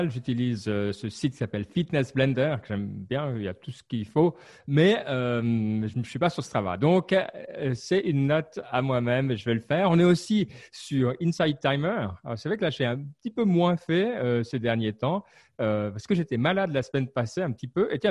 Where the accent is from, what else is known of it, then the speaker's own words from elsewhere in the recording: France; Moi, je suis français